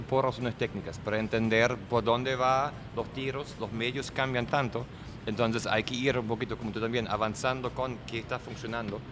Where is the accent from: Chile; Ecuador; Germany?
Germany; Spanish is a second language; moved away as an adult; also born or lived in Venezuela / New York; now in Miami, United States; soy alemán de Alemania